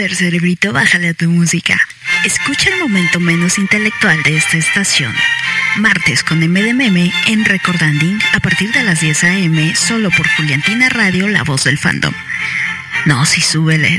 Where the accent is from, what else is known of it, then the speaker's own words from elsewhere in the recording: Mexico; aquí en, México, en mi país, la verdad es que sí soy como que de la, de la media